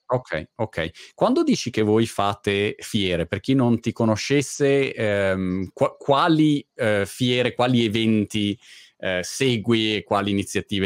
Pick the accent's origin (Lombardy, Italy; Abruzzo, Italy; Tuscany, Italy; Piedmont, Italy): Lombardy, Italy; Milan; moved away as an adult; Milano, che è la mia città natale